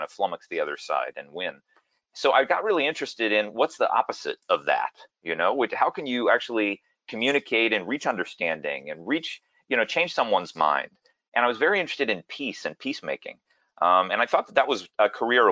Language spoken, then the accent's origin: English; Dallas, Texas, United States; moved away as an adult; also born or lived in New York City / Philadelphia / Washington, D.C. / Eritrea; now in San Jose, United States; I was actually born in New York City. My dad was getting his PhD at NYU, but I moved to Texas when I was 3, and I grew up in Dallas, Texas